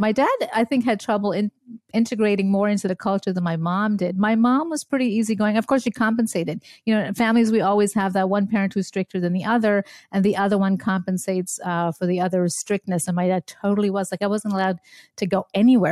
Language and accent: English; Montreal, Quebec, Canada; born or raised there; also born or lived in India / Germany / upstate New York; now in Brookfield, Wisconsin, United States